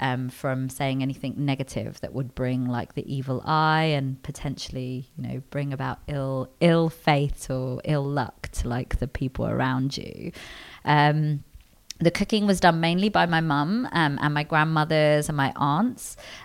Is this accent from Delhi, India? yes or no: yes; Delhi, India; also born or lived in London, United Kingdom; So I grew up between Delhi in India and London in the UK, and food is massive in Indian culture and in my family in particular.